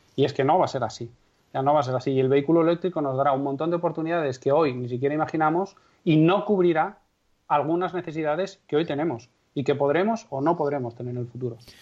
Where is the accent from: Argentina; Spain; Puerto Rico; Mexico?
Spain; Castrejón de Trabancos, Castile and León; mi pueblo es Castrejón de Trabancos, que tiene aproximadamente 170 habitantes censados, en la provincia de Valladolid